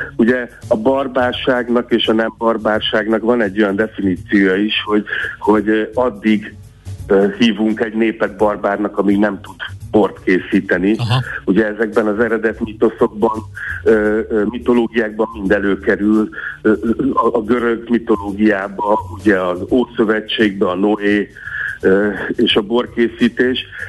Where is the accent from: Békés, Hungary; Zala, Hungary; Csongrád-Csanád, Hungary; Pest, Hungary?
Csongrád-Csanád, Hungary; the far bank of the Tisza; ott a, a Tisza túlsó partján, ö, lehetett, ahol én egyébként születtem